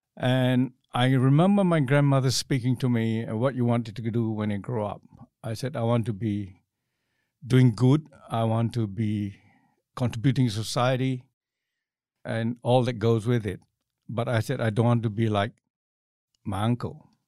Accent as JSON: {"language": "English", "region": "Johor", "country": "Malaysia", "tie": "born or raised there", "also_born_or_lived": "London / Hong Kong", "moved": "as an adult", "lives_now": "Australia", "said": "growing up in Malaysia in those days was pretty good because there was no class distinction as I was growing up in, in the village where I grew up"}